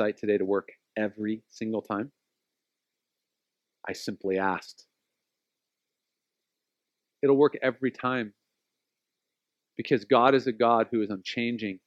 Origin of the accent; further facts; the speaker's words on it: Oceanside, California, United States; We grew up in Oceanside